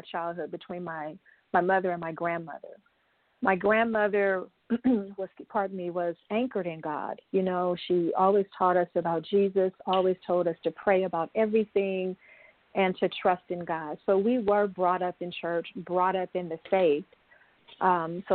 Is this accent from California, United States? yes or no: yes; Los Angeles, California, United States; now in Northern California, United States; I'm originally from Southern California, Los Angeles, San Bernardino area